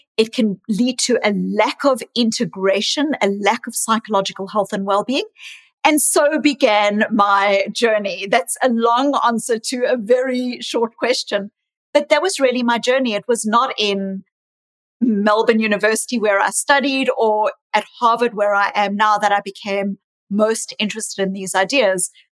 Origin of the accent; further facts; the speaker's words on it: South Africa; also born or lived in New Zealand / Australia; now in Boston, United States; I was raised in South Africa, born in South Africa